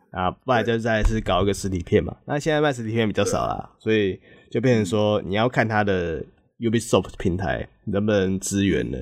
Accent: Taiwan; 就知道我是台湾的

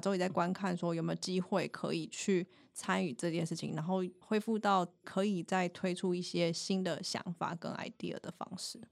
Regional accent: Taiwan; 我们台湾人

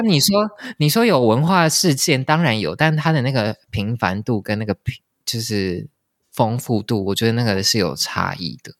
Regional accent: Taipei, Taiwan; moved away as an adult; now in Paris, France; 我从小就是在台北长大

